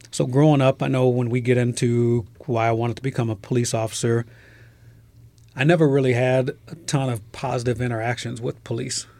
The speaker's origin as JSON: {"language": "English", "town": "Trenton", "region": "New Jersey", "country": "United States", "tie": "born or raised there", "also_born_or_lived": "Philadelphia, Pennsylvania", "said": "I was born in Trenton, New Jersey"}